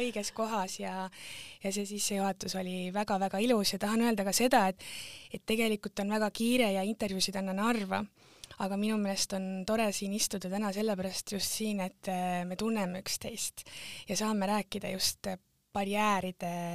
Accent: Tartu, Tartu County, Estonia; moved away as an adult; also born or lived in England / Setomaa; mina olen pärit Tartu äärelinnast

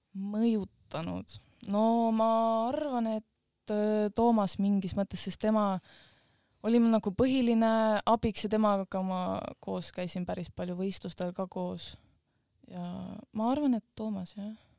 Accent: Estonia; ma olen ka Eestist

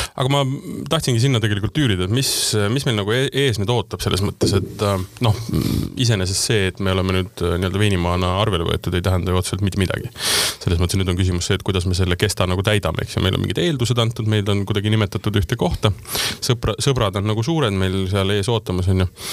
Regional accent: South Estonia, Estonia; ma olen Lõuna-Eestist

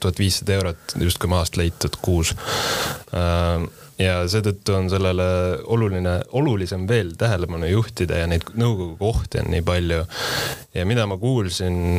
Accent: Pärnu, Pärnu County, Estonia; moved away; ma olen ise Pärnust pärit

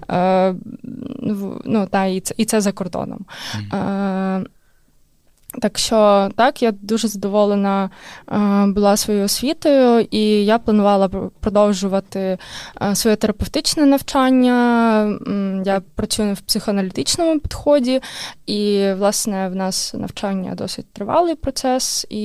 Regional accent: Kharkiv, Kharkiv Oblast, Ukraine; moved away as an adult; now in Estonia; Я з Харкова.

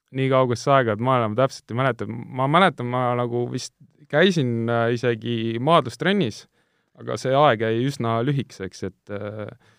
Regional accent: Tallinn, Harju County, Estonia; born or raised there; also born or lived in Kuressaare, Saaremaa

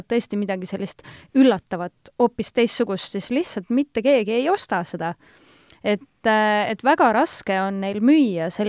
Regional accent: Estonia; ma olen tavaline eestlane

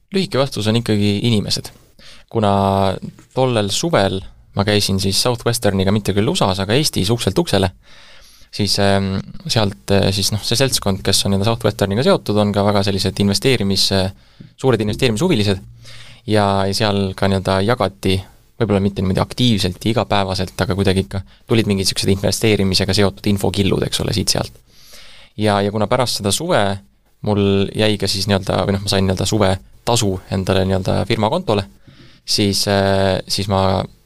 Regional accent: Tallinn, Harju County, Estonia; also born or lived in Germany / China; sündinud Tallinnas käisin koolis ka Tallinnas

